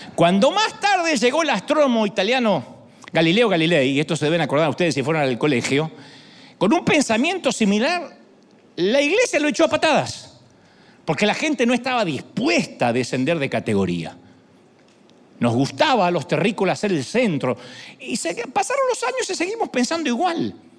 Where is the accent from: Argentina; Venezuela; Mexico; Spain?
Argentina; now in United States